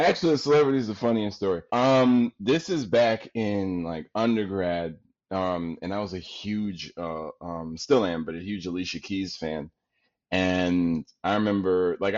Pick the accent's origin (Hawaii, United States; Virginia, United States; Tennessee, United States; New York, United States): New York, United States; New York City; I'm from Queens